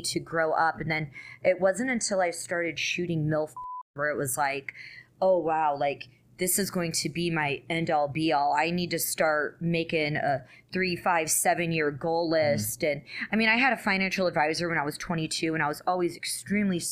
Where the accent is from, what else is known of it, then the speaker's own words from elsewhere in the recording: Richmond, Virginia, United States; moved away as an adult; also born or lived in upstate New York / California; I'm originally from upstate New York, but grew up in Richmond, Virginia. Right. So I grew up in the South